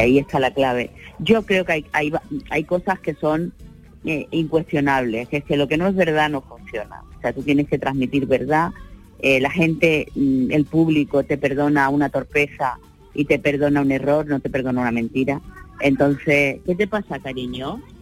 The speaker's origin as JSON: {"language": "Spanish", "town": "Sanlúcar de Barrameda", "region": "Andalusia", "country": "Spain", "also_born_or_lived": "Málaga", "said": "hay mucha gente que cree que soy de Málaga y no de San Lucas de Barrameda"}